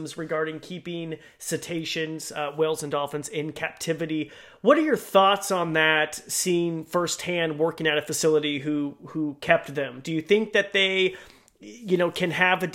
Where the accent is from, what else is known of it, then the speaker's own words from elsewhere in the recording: Idaho, United States; I come from Idaho, so a landlocked state